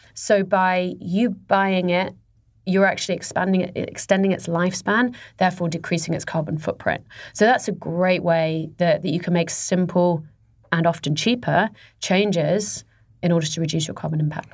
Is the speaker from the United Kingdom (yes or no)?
yes; England, United Kingdom; moved away; I'm English